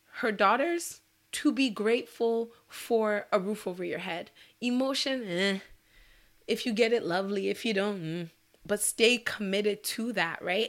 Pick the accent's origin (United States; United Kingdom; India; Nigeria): Nigeria; as a Nigerian woman